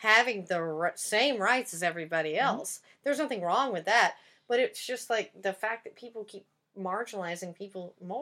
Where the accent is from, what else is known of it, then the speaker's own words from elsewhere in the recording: Tyler, Texas, United States; now in Los Angeles, United States; even in my hometown, because it's very much a bubble